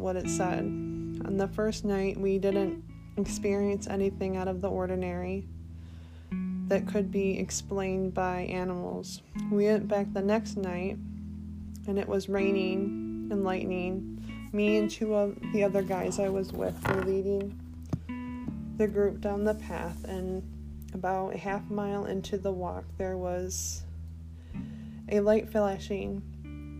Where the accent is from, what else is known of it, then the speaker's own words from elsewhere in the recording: Michigan, United States; my home state of Michigan